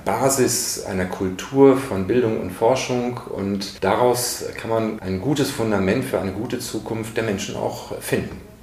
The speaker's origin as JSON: {"language": "German", "region": "North Rhine-Westphalia", "country": "Germany", "tie": "born or raised there", "also_born_or_lived": "Bad Soden am Taunus", "moved": "as an adult", "said": "Aufgewachsen in Westfalen"}